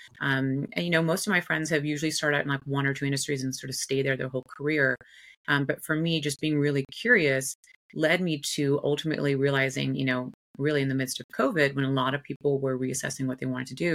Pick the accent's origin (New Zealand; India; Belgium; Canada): India; moved away; also born or lived in United States; I was born and raised in India. Father is South Indian, mother's white American.